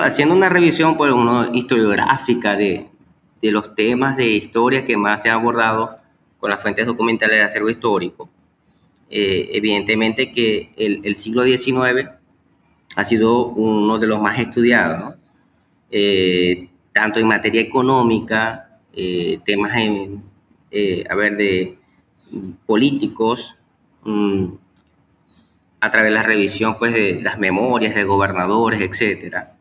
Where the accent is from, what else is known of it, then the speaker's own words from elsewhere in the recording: Maracaibo, Zulia, Venezuela; nacó pues aquí en Maracaibo, Estado Zulia, Venezuela.